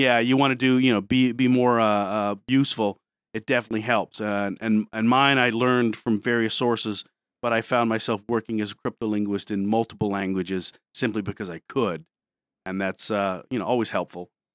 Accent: Detroit, Michigan, United States; moved away as an adult; also born or lived in New Brunswick, New Jersey; now in Pennsylvania, United States; I grew up in Detroit, from there, not from New Jersey

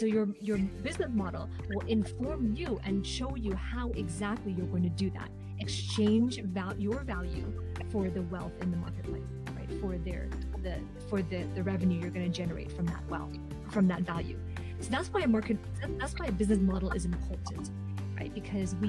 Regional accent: Hong Kong; now in Vancouver, Canada; So I am originally from Hong Kong, but currently I am based in Canada on the West Coast in Vancouver, British Columbia

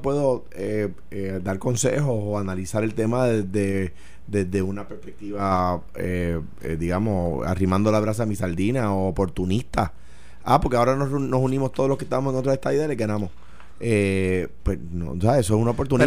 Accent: Puerto Rico

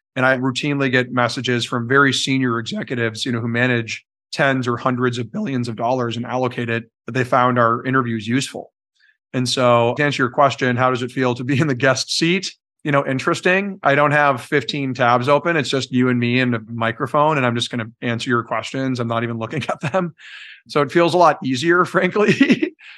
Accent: Belle Plaine, Minnesota, United States; cleared a lot of what is Belle Plaine today, the town

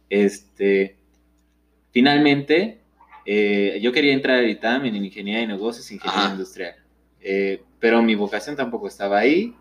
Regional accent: Mexico; como mexicano

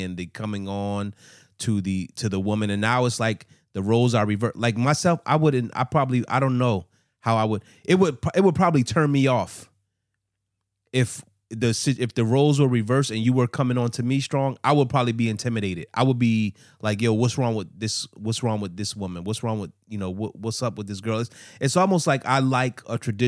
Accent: Los Angeles, California, United States; moved away; also born or lived in East Coast; I grew up in Los Angeles too, as well as the East Coast

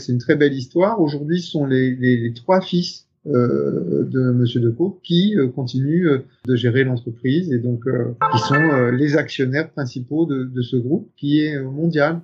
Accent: Picardy, Hauts-de-France, France; also born or lived in Paris, France; now in Brussels, Belgium; Je suis originaire de Picardie, en France

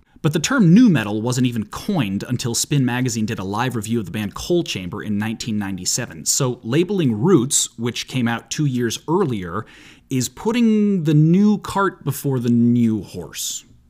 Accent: United States; I'm an American

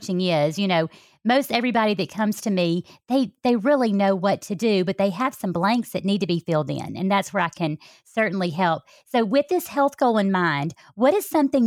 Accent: Alabama, United States; accent: Southern; I'm from Alabama

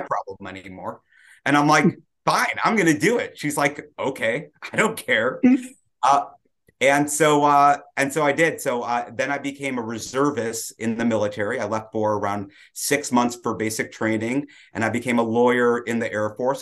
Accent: Detroit, Michigan, United States; I grew up in Detroit, uh, traditional black hat family

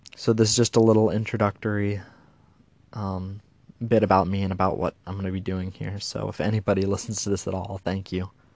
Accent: Pasadena, Maryland, United States; also born or lived in Okinawa, Japan; I live in Pasadena, Maryland, in the United States of America. And I am a military family. I was born in Okinawa

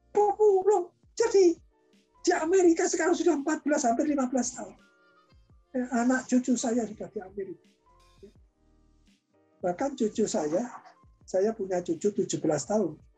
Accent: Indonesia; born there; Ya, saya kan ya lahir di Indonesia.

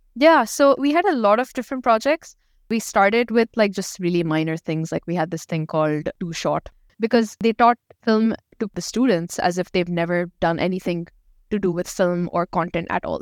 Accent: Dubai, United Arab Emirates; also born or lived in Pakistan; I'm from Pakistan, but I've lived, born and brought up here in Dubai.

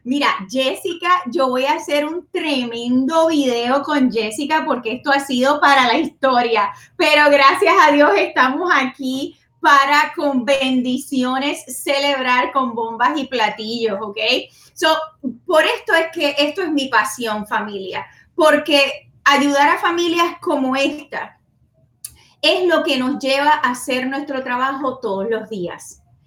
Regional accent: Puerto Rico; soy boricua

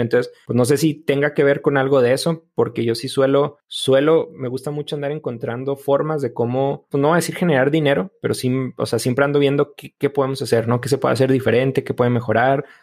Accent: Delicias, Chihuahua, Mexico; Crecí, yo soy de Delicias y crecí yendo toda parte de los últimos años de la secundaria y toda mi prepa

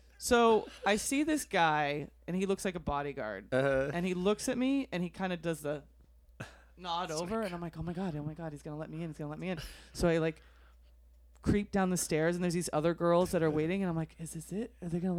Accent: Arizona, United States; And I'm like, I'm from Arizona. And I showed him my driver's license.

